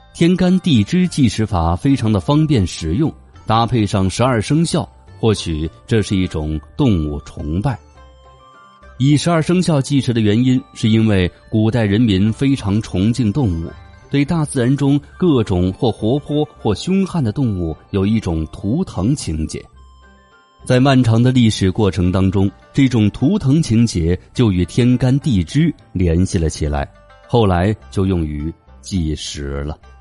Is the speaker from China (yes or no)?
yes; China; 也是我们中国人特有的一种表示出生时间的方式